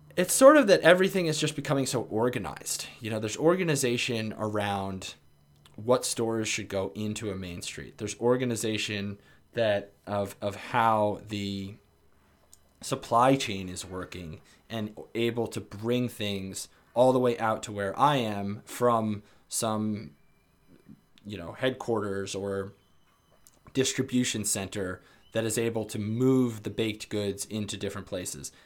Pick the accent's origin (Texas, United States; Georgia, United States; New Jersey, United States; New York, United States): New York, United States; New York area, United States; moved away; growing up in the New York area